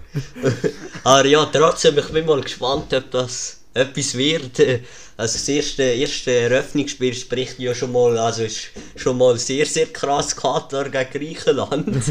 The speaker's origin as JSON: {"language": "German", "region": "Lucerne", "country": "Switzerland", "said": "als Luzerner"}